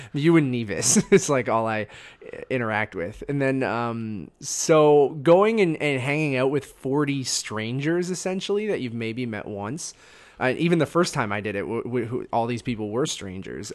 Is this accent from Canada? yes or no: yes; Canada; Being Canadian